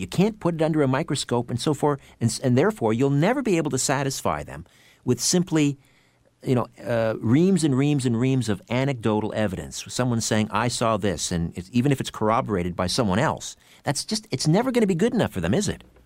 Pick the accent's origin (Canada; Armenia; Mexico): Canada; weighing in as a Canadian